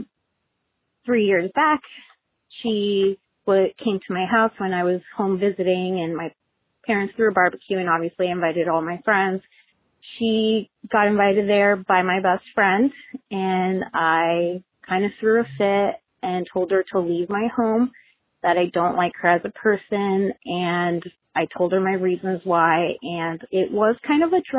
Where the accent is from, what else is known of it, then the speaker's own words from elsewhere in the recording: New Jersey, United States; moved away as an adult; now in Santa Cruz, United States; I originally live in Santa Cruz, California, but I am originally from New Jersey